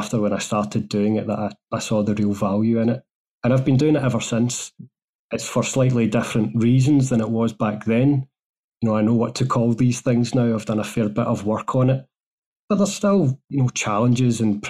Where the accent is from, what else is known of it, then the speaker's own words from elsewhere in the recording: Glasgow, Scotland, United Kingdom; moved away as an adult; also born or lived in Germany / United States; I'm from Glasgow in Scotland originally. That's where I've circled back to as well. So I was born in Glasgow, raised there